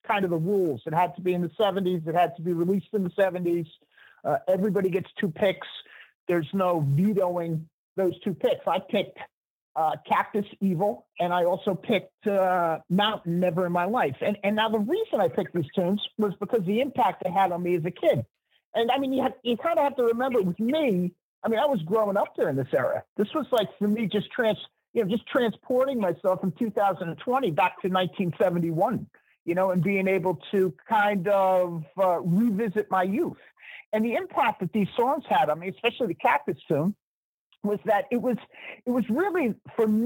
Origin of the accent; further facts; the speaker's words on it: New Jersey, United States; a fellow Jersey guy